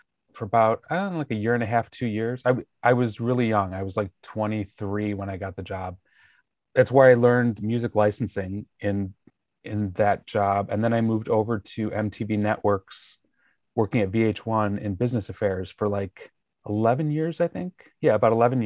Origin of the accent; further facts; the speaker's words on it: Joliet, Illinois, United States; moved away as an adult; also born or lived in New York; now in Los Angeles, United States; I was born and raised basically the cornfields of Illinois, Joliet.